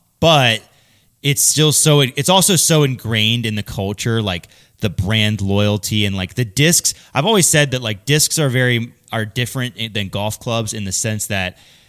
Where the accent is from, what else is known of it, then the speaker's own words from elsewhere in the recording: Michigan, United States; I'm from this area, I'm from Michigan, so I throw Discraft.